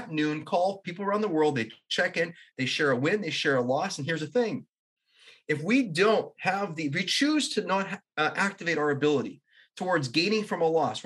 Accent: Canada; I'm a Canadian

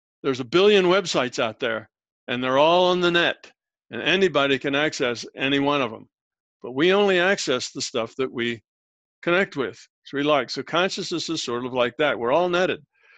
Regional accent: United States; born there; yeah, I was born here, but you know, I don't really feel like I belong here. I just born here and I'm an American by birth, but I don't really relate to it a whole lot.

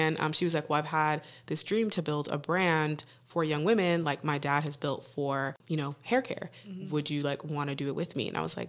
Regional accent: El Paso, Texas, United States; born or raised there; moved away

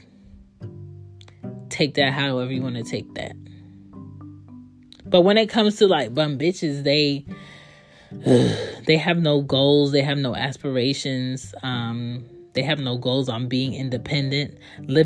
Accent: Philadelphia, Pennsylvania, United States; I grew up in Philly.

